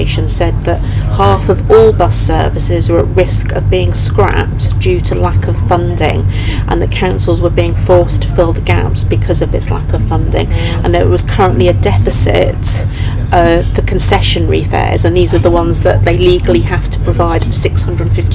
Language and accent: English; Great Yarmouth, East of England, United Kingdom; moved away; So I grew up in Great Yarmouth